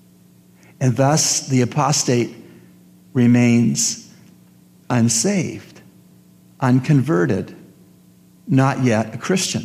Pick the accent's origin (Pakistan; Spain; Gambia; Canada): Canada; as a Canadian